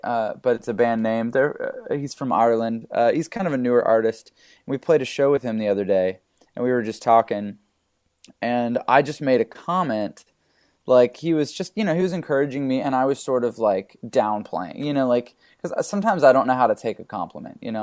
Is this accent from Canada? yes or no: yes; Canada; now in California, United States; growing up in Canada, uh, I'm a pastor's kid